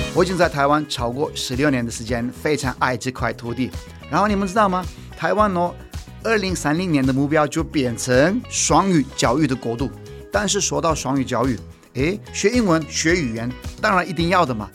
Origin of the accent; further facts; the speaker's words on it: Turkey; Chinese is a second language; now in Taiwan; 我是土耳其来的